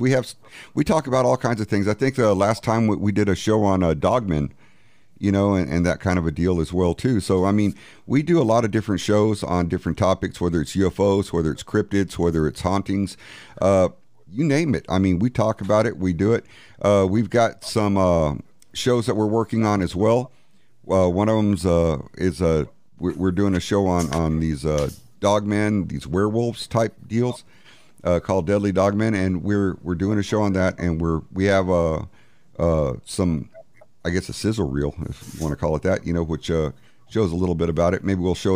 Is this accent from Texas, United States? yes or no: yes; San Antonio, Texas, United States; I'm from San Antonio.